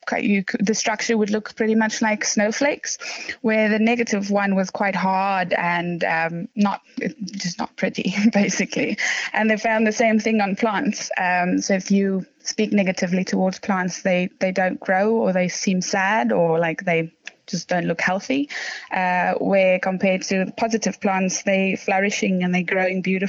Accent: South Africa; moved away as an adult; now in London, United Kingdom; I'm originally from South Africa. I moved here to come and study

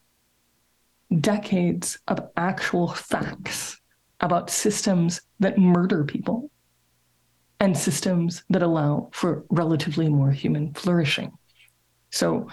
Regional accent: Dallas, Texas, United States; my hometown, Dallas, Texas, which is where I'm talking to you from

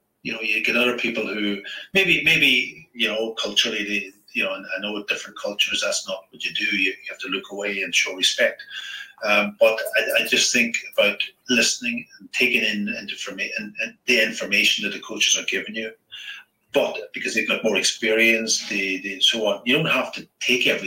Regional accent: County Donegal, Ireland; I grew up in Donegal

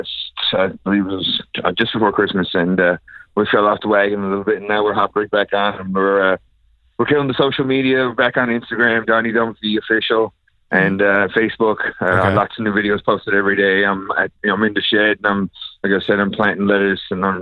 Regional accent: Logy Bay, Newfoundland and Labrador, Canada; Logie Bay boy.

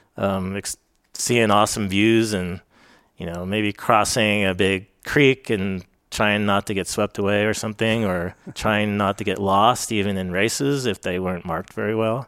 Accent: Fairfax, California, United States; moved away as an adult; also born or lived in Crested Butte, Colorado; we grew up in Fairfax.

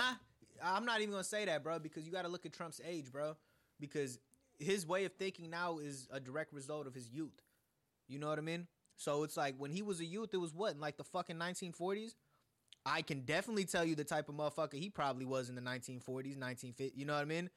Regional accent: United States; also born or lived in India; somebody like me who's lived in America for all my life but five years, but I was born in India

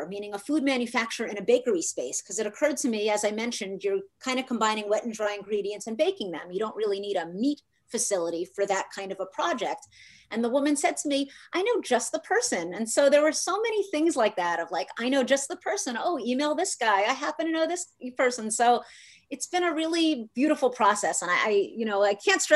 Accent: New York, United States; moved away; I come from New York

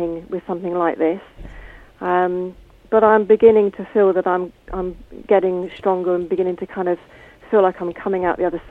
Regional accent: Bournemouth, South West England, United Kingdom; also born or lived in Poole / Christchurch; I was born in Poole and then moved across to Bournemouth and I now live in Christchurch

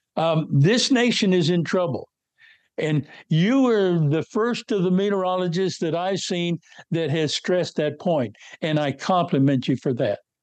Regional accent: North West Kansas, United States; moved away; I was born and raised in North West Kansas

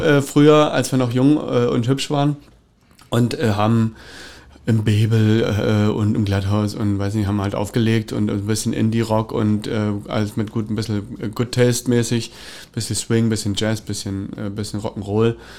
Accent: Cottbus, Brandenburg, Germany; bin ich aufgewachsen in der Tower Straße

